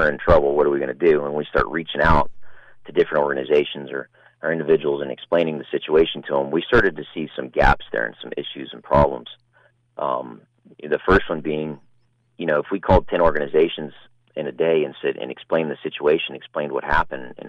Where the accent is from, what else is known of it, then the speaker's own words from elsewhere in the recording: Pasadena, Texas, United States; Pasadena, Texas. That's my hometown